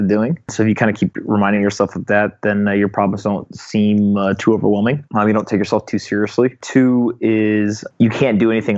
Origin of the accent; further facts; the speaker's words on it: North Carolina, United States; also born or lived in South Florida; I'm from North Carolina. I was born in South Florida, but grew up there in North Carolina.